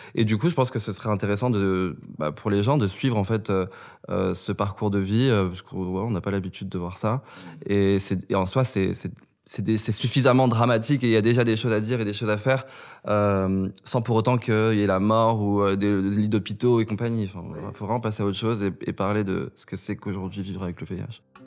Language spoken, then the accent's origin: French; Kabylie, Algeria; now in France; j'étais kabyle et que je venais d'Algérie